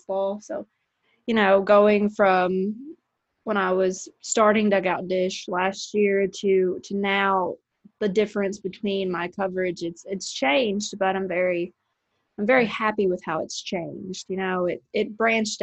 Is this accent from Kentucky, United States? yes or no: yes; Paducah, Kentucky, United States; I cover local high school sports in my hometown of Paducah, Kentucky